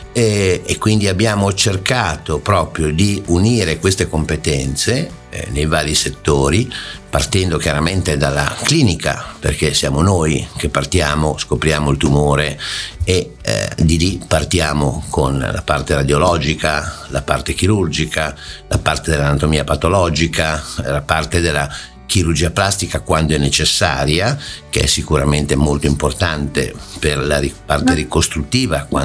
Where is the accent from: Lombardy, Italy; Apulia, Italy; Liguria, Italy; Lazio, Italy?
Liguria, Italy; Genoa; Dunque, io eh, sono di Genova con però radici piemontesi, quindi eh, casa a Oviglio